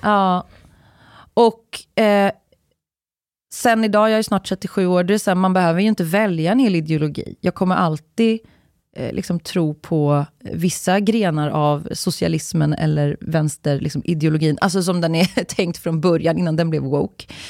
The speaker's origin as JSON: {"language": "Swedish", "town": "Uddevalla", "region": "Västra Götaland", "country": "Sweden", "tie": "born or raised there", "said": "jag är ju från, jag är uppvuxen i Uddevalla"}